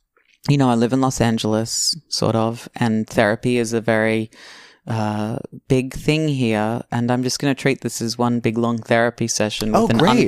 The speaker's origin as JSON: {"language": "English", "country": "Australia", "accent": "Australian", "moved": "as an adult", "lives_now": "United States", "said": "It took me 7 years of living in this country, the United States of America, to learn that being Australian and having an Australian accent was something that I should lean into."}